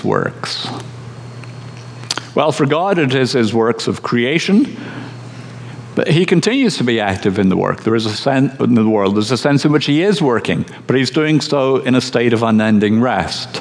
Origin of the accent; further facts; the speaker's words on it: Scotland, United Kingdom; I'm from Scotland, where the two words Sabbath and celebration do not belong together